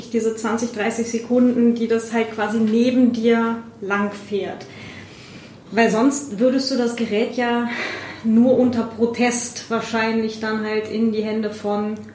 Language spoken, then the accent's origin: German; West Germany, Germany; Aber ich bin ja, ich bin ja in, in Westdeutschland aufgewachsen mit äh, Verwandtschaft in Ostdeutschland.